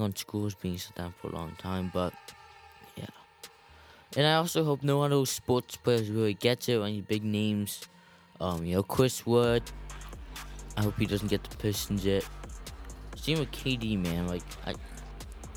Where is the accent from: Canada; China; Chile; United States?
Canada; my hometown, Canada